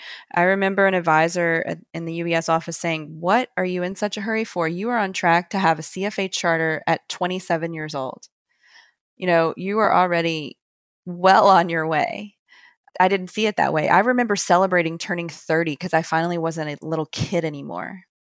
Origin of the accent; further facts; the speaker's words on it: the South, United States; I'm from the South. I'm not from the Wall Street area.